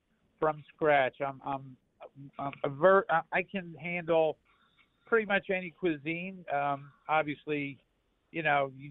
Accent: Philadelphia, Pennsylvania, United States; my mother cooked for our family where I grew up in North Philadelphia

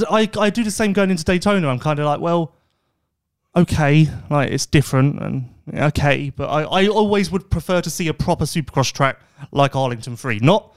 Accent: South Africa; I guess being South African, growing up, I guess it's like Australia.

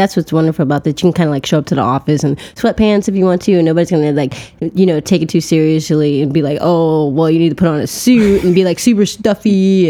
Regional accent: Chicago, Illinois, United States; South Side of Chicago.

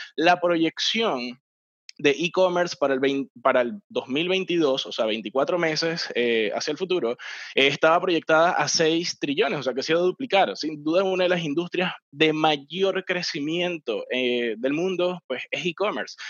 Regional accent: Venezuela; soy venezolano

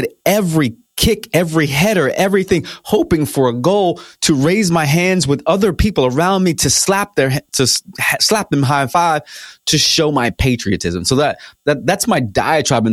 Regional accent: United States; I'm an American.

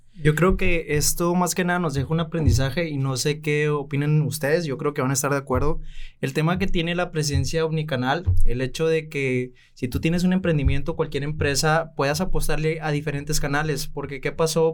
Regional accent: Los Mochis, Sinaloa, Mexico; cuento con mi propia agencia eh, en mi ciudad natal, Los Mochis, Sinaloa

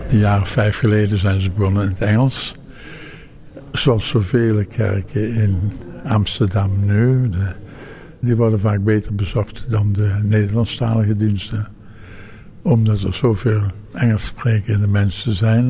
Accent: Ghana; now in Netherlands; Ik kom dus eigenlijk uit Afrika. uit Ghana

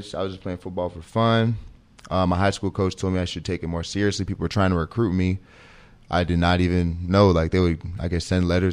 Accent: St. Louis, Missouri, United States; moved away; I'm from St. Louis.

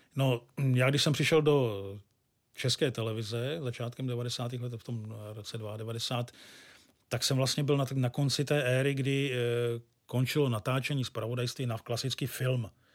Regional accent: Pardubice, Pardubice Region, Czechia; now in Hradec Králové, Czechia; Já jsem rodilý Pardubák, no Pardubičan přesně a do Hradce Králové jsem se přestěhoval

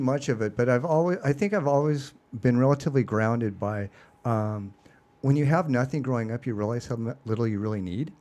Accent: Seattle, Washington, United States; I am originally from Seattle. So, uh, born and raised in the Pacific Northwest

